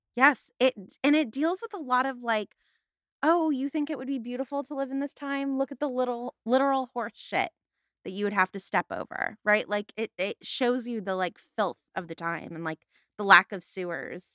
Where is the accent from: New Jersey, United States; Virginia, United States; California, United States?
California, United States; Los Angeles; I am from the San Fernando Valley in Los Angeles, California